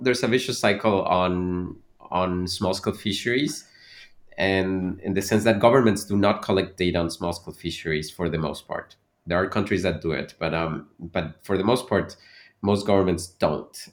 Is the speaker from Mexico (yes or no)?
yes; Veracruz, Mexico; moved away; also born or lived in Mexico City / Canada; I was born in Mexico City, but I really grew up in Veracruz